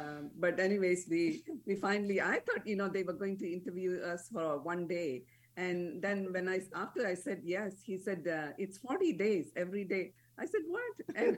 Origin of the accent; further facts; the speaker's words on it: Malaysia; born there; also born or lived in India; I was born in Malaysia. And then when my father retired, we moved to India. And that's where we got married.